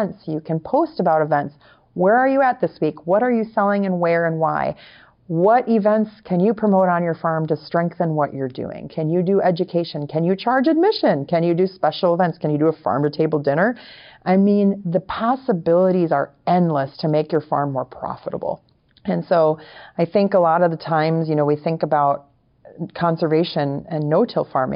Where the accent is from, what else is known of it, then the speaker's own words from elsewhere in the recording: Wisconsin, United States; now in Florida, United States; We're both from Wisconsin. Originally, I'm from Wisconsin